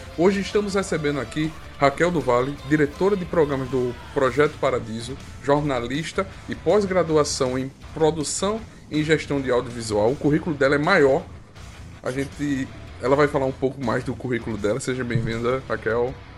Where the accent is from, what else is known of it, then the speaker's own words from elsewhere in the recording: Arapiraca, Alagoas, Brazil; a gente é de Arapiraca